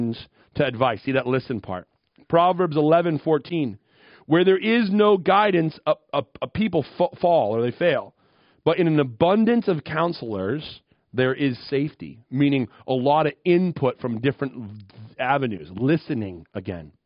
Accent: Western Maine, United States; moved away as an adult; also born or lived in Minneapolis, Minnesota; I grew up in Western Maine in 1980 and 1990s

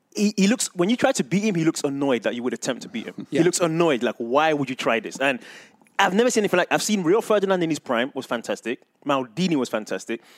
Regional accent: England, United Kingdom; moved away; I remember growing up in England and watching, being a big fan of Arsenal

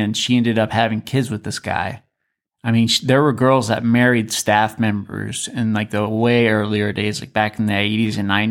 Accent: Alaska, United States; moved away; I'm from Alaska

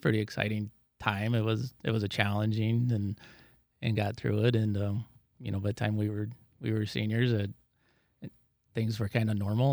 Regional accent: Dike, Iowa, United States; I grew up here in Dyke. Uh, I lived on a, grew up on a farm two miles west of Dyke

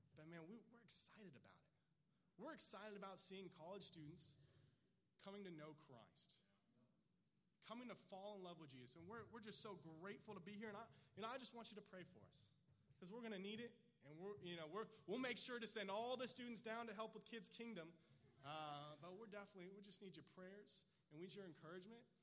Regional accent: California, United States; moved away as an adult; now in Texas, United States; I grew up in California. I lived like seven minutes from the beach

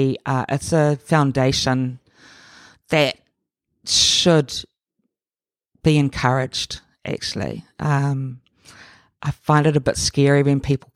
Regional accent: Auckland, New Zealand; born there; I was born here in Auckland, in West Auckland.

